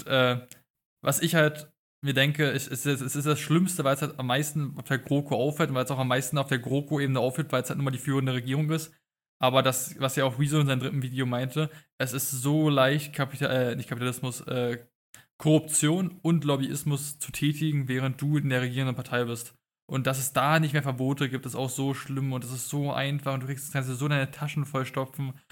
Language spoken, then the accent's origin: German; Brandenburg, Germany; Weil ich komme auch aus Brandenburg. Mein Brandenburg-Abi ist nicht viel besser